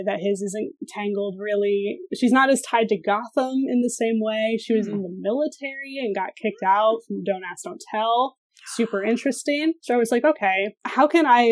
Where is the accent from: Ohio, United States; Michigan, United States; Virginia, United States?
Ohio, United States; Sandusky; now in Columbus, United States; I'm from Northern Ohio. I'm from Sandusky, like right on the lake